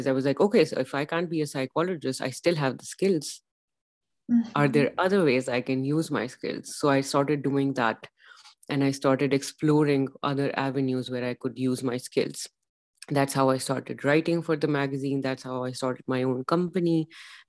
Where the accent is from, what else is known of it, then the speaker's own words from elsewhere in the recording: Pakistan; moved away as an adult; now in Denmark; I am from Pakistan.